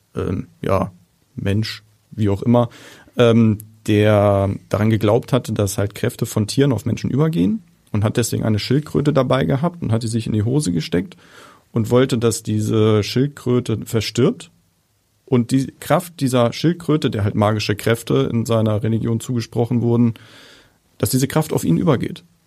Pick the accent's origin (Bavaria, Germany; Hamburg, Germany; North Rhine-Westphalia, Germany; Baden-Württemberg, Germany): Hamburg, Germany; als echter Hamburger